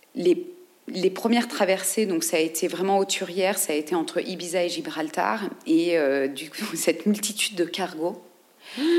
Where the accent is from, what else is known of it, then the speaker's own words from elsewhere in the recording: France; en tant que navigateur français